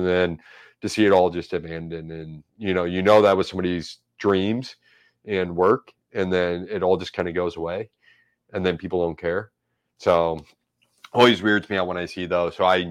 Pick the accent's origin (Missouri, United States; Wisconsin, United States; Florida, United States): Missouri, United States; St. Louis; You know, and I grew up there. I went to Gateway. Like, you know, I grew up in Dogtown, but you know, I wasn't allowed to.